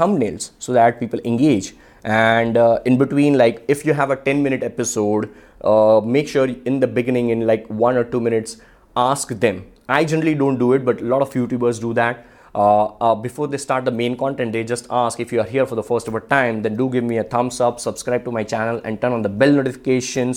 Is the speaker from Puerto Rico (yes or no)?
no; Ahmedabad, Gujarat, India; I am from Ahmedabad and I come from a very low class family.